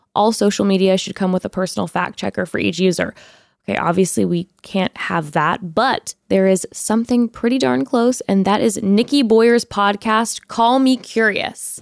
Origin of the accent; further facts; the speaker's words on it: Orange County, California, United States; growing up in Orange County